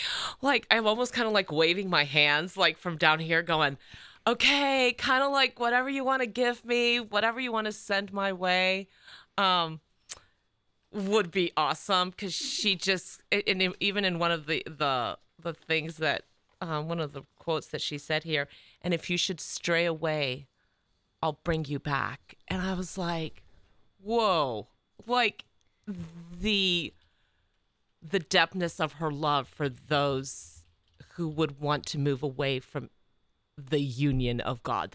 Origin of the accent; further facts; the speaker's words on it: San Antonio, Texas, United States; born there; now in Clintonville, United States; I was born in San Antonio, Texas.